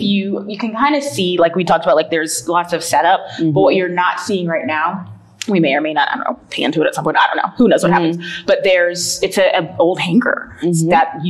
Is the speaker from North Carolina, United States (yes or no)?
yes; North Carolina, United States; moved away as an adult; now in Pensacola, United States; So I'm originally from North Carolina.